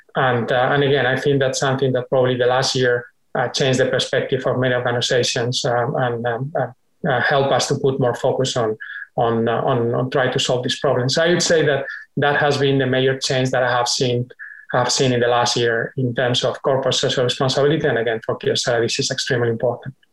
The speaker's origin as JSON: {"language": "English", "country": "Spain", "moved": "yes", "lives_now": "United States", "said": "a longer stay in my home country"}